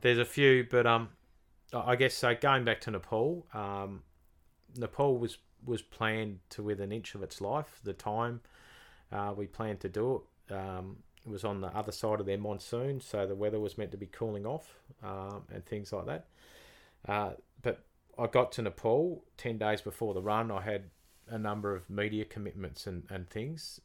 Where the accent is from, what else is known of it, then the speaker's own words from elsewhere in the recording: Tasmania, Australia; from Tasmania